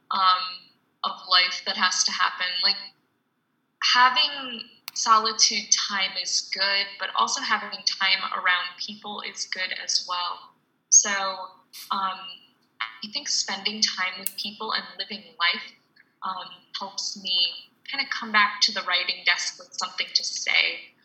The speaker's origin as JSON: {"language": "English", "country": "United States", "said": "as an American"}